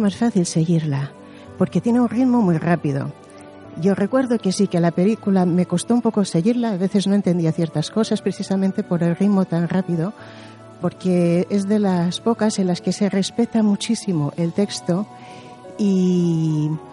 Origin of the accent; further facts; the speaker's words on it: Mallorca, Balearic Islands, Spain; yo soy de Mallorca